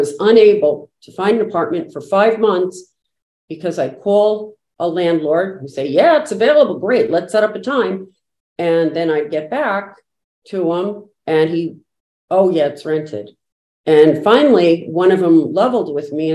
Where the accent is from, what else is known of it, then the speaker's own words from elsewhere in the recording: New Jersey, United States; moved away as an adult; now in Natick, United States; originally from New Jersey and moved to Natick, Massachusetts a long time ago after college